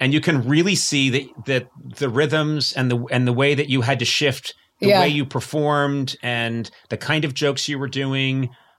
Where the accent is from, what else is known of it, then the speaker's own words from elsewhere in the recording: Cleveland Heights, Ohio, United States; I'm from Cleveland Heights, Ohio, and I'm here and I'm making one of these things.